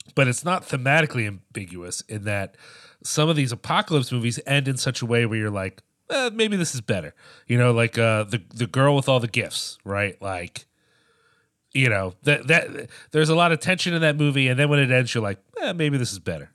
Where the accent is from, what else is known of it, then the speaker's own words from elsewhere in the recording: United States; as an American